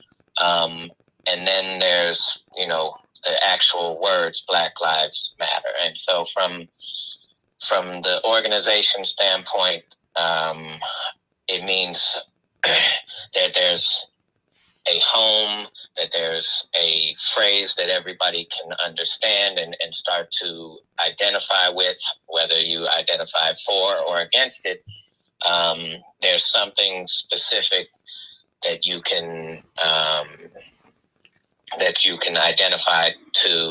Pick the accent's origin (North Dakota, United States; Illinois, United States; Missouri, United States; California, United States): Missouri, United States; St. Louis; also born or lived in Philadelphia, Pennsylvania; was born in Philly, but came to St. Louis when I was four, and everything from, you know, the daycare I spent time with in Philly to us moving to University City and me growing up next to my best friend's family